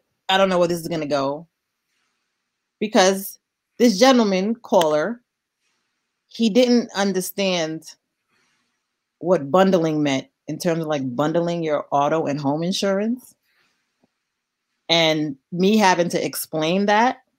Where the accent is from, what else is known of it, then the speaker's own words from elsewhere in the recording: New York City, New York, United States; I'm from East New York. Like, I grew up jumping over homeless people and holding my lunch money close to get to school.